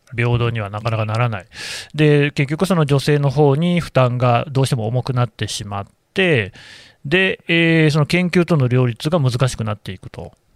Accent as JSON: {"language": "Japanese", "town": "Nagoya", "region": "Aichi", "country": "Japan", "tie": "born or raised there", "said": "名古屋の出身だもんだね"}